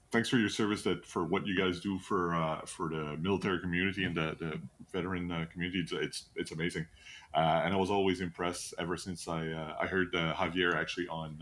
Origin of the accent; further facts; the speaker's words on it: Canada; we're, we're from Canada.